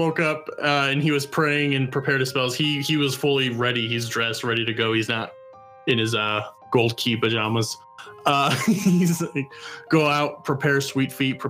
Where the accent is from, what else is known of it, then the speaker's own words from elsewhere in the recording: Midwest, United States; I grew up in the Midwest